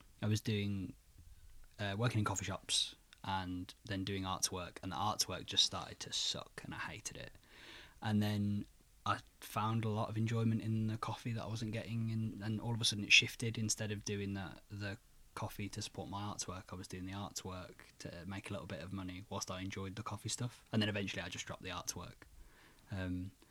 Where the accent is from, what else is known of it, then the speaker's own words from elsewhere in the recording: Birmingham, West Midlands, United Kingdom; also born or lived in Worcestershire; We're both Birmingham born and raised